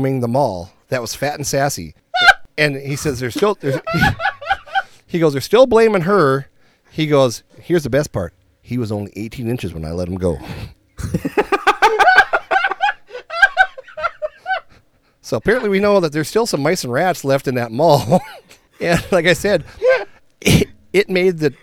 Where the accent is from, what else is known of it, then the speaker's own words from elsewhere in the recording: Minnesota, United States; we're from Minnesota.